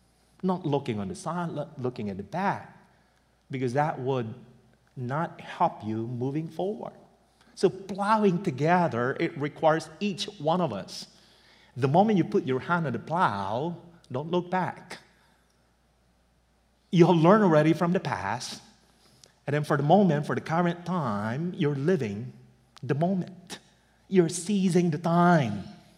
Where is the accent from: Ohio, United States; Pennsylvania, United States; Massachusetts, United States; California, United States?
Pennsylvania, United States; moved away; Maybe they thought because we're from Pennsylvania, we're used to it. That's the reason why we left Pennsylvania.